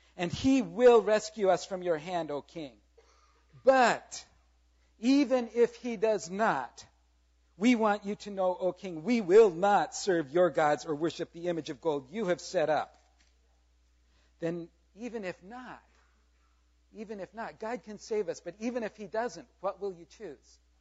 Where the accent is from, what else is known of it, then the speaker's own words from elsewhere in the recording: South Korea; moved away; I grew up in Korea. I am very proud of my heritage. I was born there.